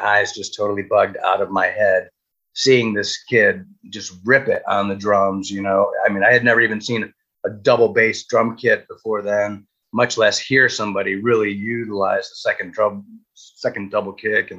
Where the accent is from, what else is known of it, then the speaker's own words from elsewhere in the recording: Cicero, Illinois, United States; also born or lived in Arizona / South Florida; now in Wilton Manors, United States; I grew up in Cicero, Illinois